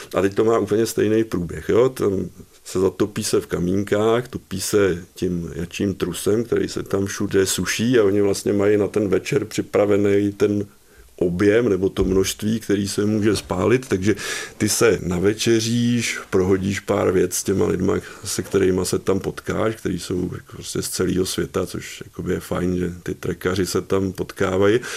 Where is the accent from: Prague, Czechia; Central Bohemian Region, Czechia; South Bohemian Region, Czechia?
South Bohemian Region, Czechia; České Budějovice; jsem se narodil tady v Českých Budějovicích